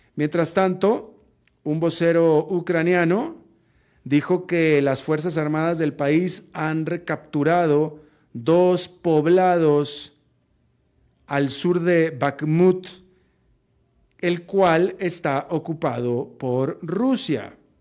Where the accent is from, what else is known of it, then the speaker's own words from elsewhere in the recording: Monterrey, Nuevo León, Mexico; moved away; also born or lived in Atlanta, United States; Atlanta era la ciudad donde yo residía en ese momento, Monterrey mi ciudad natal